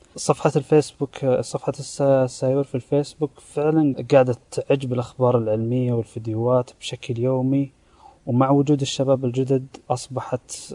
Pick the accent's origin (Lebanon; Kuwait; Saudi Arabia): Saudi Arabia; من المملكة العربية السعودية